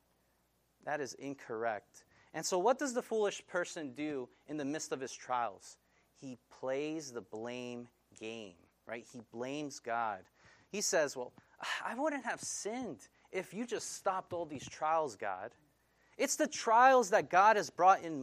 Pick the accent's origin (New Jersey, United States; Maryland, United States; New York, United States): New York, United States; Central Islip; I grew up in Central Islip